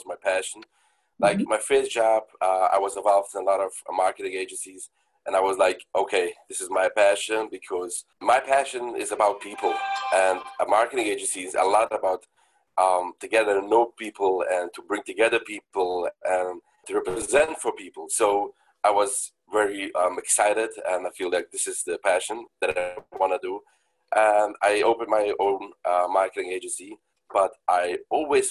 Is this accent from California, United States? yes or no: no; Rockland County, New York, United States; I've born, grew up in New York. My business is based in New York City, but I grew up in Rockland County in New York, very great place